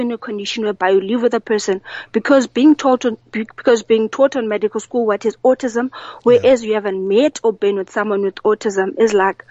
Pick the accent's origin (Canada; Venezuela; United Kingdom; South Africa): South Africa; Eastern Cape; I grew up in the Eastern Cape, in a village where nobody knew about autism